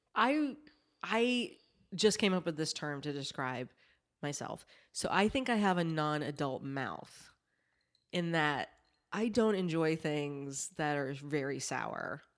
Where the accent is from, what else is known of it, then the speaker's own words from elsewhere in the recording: South Carolina, United States; I grew up in, I grew up in South Carolina